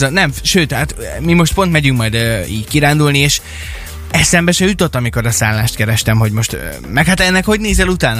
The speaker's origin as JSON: {"language": "Hungarian", "town": "Kecskemét", "region": "Bács-Kiskun", "country": "Hungary", "tie": "born or raised there", "moved": "yes", "lives_now": "Szeged, Hungary", "said": "én úgy nőttem föl gyerekkoromban, hogy ahol mi laktunk Kecskeméten"}